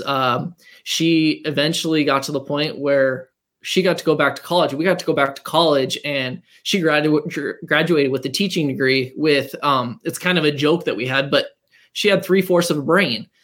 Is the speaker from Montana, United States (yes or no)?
yes; Montana, United States; moved away as an adult; also born or lived in North Dakota; We uh, were high school sweethearts growing up in Montana